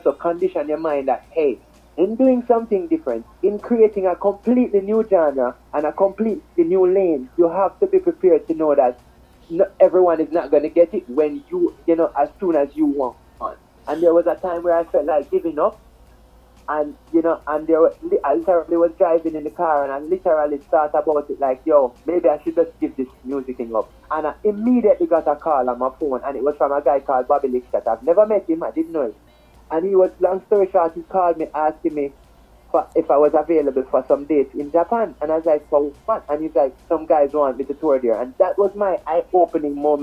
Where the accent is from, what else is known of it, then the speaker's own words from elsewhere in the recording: Jamaica; I'm Jamaican